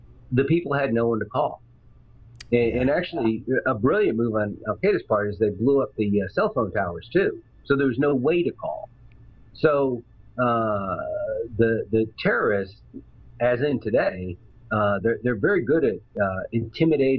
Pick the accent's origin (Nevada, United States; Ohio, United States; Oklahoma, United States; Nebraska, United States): Nebraska, United States; I'm from Nebraska. So if you go back to my hometown, Nebraska